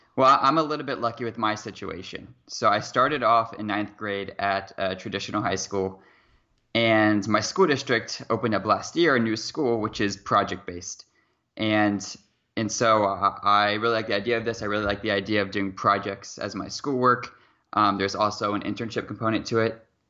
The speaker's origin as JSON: {"language": "English", "area": "near Seattle", "region": "Washington", "country": "United States", "said": "I'm from Seattle, Washington, or at least a small town about twenty-five minutes away from Seattle, Washington."}